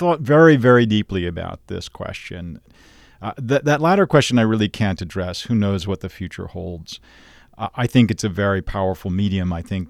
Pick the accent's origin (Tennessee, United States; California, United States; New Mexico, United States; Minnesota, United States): Tennessee, United States; Nashville; One is, you know, I grew up in Nashville, Tennessee. And at that point, we didn't have a Shakespeare company there.